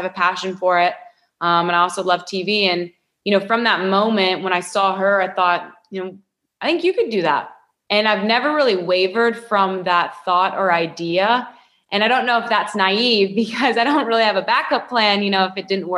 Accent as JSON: {"language": "English", "town": "Louisville", "region": "Kentucky", "country": "United States", "tie": "born or raised there", "said": "I grew up a Louisville fan being from here"}